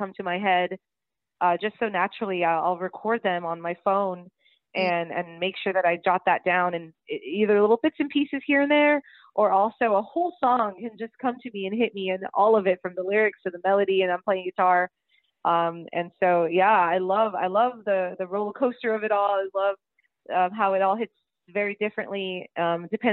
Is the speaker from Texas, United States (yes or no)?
yes; San Benito, Texas, United States; my hometown, San Benito